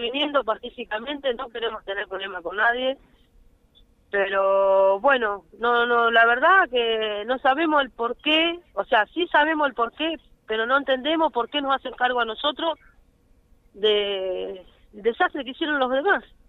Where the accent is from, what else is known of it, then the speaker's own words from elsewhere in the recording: Argentina; somos argentinos también